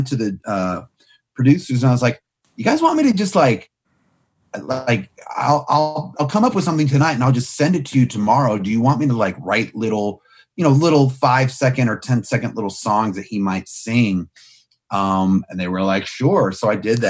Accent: Clifton, Virginia, United States; I grew up in Clifton, Virginia, which is close enough to DC

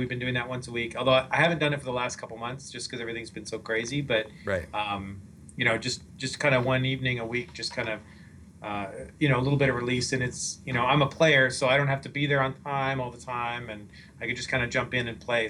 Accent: Canada; moved away; I'm from Canada.

